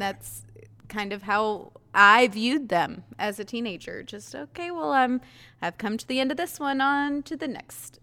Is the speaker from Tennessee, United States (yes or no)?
no; Ayden, North Carolina, United States; our high school was two towns, two different towns in one building.